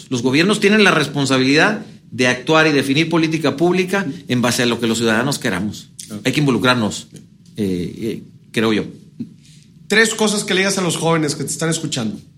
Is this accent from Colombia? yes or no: no; Sonora, Mexico; Yo soy sonorense. Sonora.